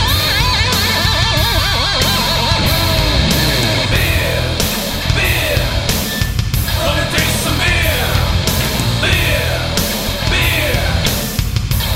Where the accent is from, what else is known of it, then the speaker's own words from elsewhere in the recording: Texas, United States; I am from Texas